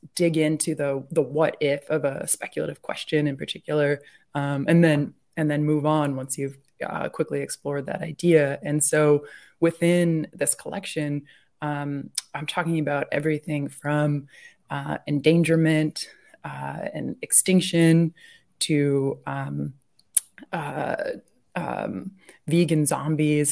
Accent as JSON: {"language": "English", "region": "New Hampshire", "country": "United States", "tie": "born or raised there", "said": "I'm from New Hampshire and I grew up out in the woods"}